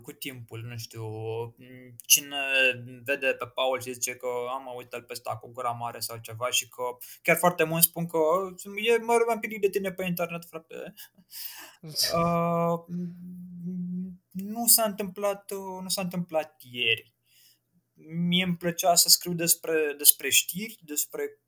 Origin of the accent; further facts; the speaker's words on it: Piatra Neamț, Neamț County, Romania; moved away as an adult; also born or lived in Muntenia; now in Bucharest, Romania; m-am născut în Muntenia, dar cum am plecat au plecat ai mei cu tot cu mine uh, pe la 2 ani, am stat în Piatra Neamț în vreo 17 ani, așa că se spune că sunt de acolo.